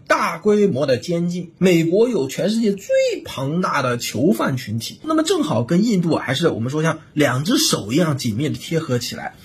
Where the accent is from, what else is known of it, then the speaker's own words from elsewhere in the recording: China; 我们中国人